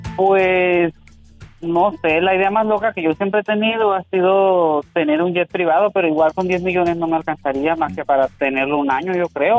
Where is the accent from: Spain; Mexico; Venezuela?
Mexico; Álamos, Sonora; moved away; Allá en Álamo, Sonora, en mi tierra donde yo crecí, en mi pueblo, en Guajaray